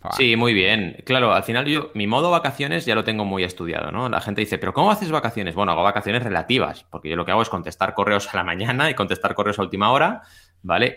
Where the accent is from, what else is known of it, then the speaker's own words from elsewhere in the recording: Catalonia, Spain; la gente de Cataluña lo conocemos mucho